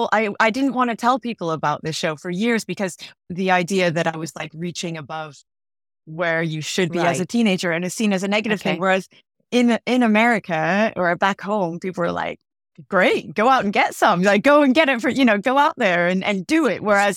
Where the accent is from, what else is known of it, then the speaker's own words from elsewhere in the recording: California, United States; also born or lived in Santa Monica; now in London, United Kingdom; So I was born in Santa Monica, which is Southern California, and I grew up in the middle of nowhere in Northern California, a really small town, and was interested in TV, but never thought anything about it.